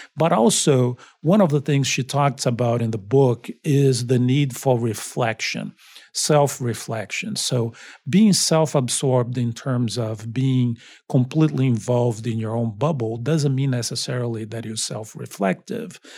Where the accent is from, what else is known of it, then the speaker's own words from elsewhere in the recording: Brazil; also born or lived in Long Beach, United States / Miami, United States; now in Boston, United States; I'm originally from Brazil.